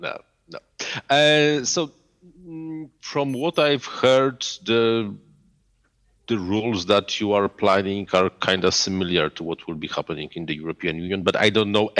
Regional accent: Poland; moved away; because I'm from Poland, but I do not live in Poland

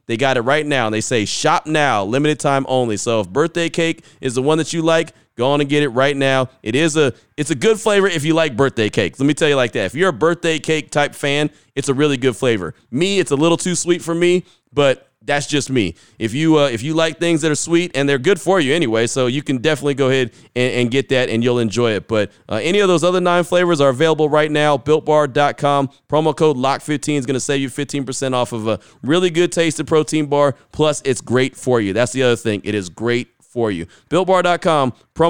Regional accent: California, United States; Growing up in the Bay, I had a bunch of friends that were 49er fans

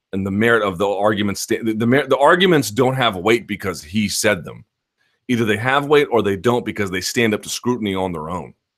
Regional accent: South Georgia, United States; accent: donk yokel voice; All of the donks I grew up with in South Georgia.

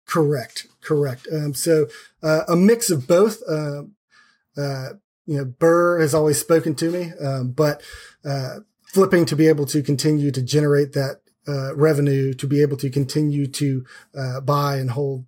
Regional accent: Sanford, North Carolina, United States; moved away as an adult; now in Raleigh, United States; I grew up in a smaller town uh, about an hour down the road

